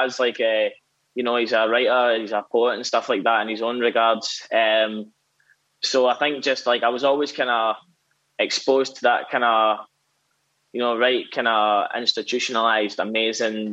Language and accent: English; Whitburn, Scotland, United Kingdom; I'm from a small town in central Scotland called Whitburn.